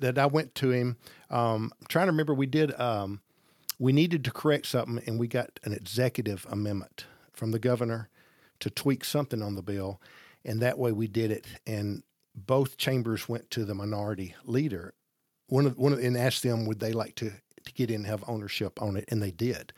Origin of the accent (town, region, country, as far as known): Gadsden, Alabama, United States; born or raised there